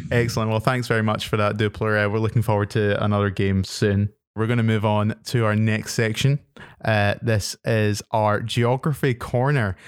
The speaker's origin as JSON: {"language": "English", "region": "Scotland", "country": "United Kingdom", "said": "being a Scottish person myself"}